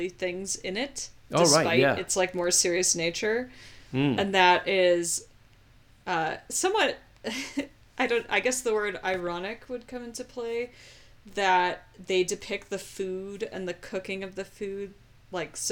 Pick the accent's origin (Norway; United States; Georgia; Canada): United States; I'm an American